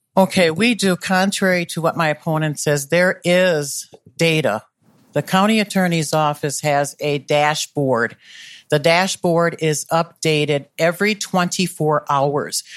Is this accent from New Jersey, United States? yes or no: no; Milwaukee, Wisconsin, United States; moved away as an adult; also born or lived in North Minneapolis; now in Minneapolis, United States; I grew up in Milwaukee